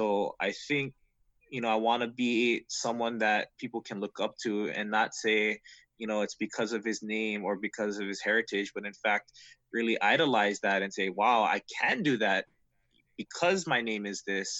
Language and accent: English; Kailua, Hawaii, United States